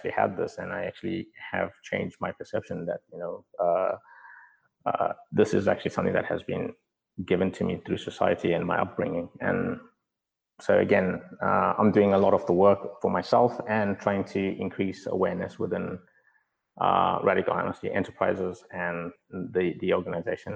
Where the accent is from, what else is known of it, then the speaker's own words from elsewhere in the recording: South Africa; moved away; I grew up in South Africa in segregation with the different race groups